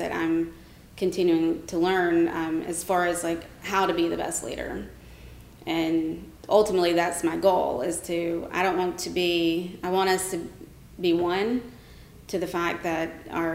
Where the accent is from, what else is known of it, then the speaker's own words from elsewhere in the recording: Rome, Georgia, United States; moved away as an adult; also born or lived in Marietta, Georgia; now in Atlanta, United States; I grew up in Rome, Georgia